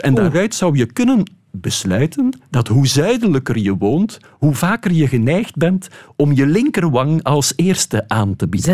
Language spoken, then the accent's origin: Dutch; West Flanders, Belgium; ik ben een West-Vlaming.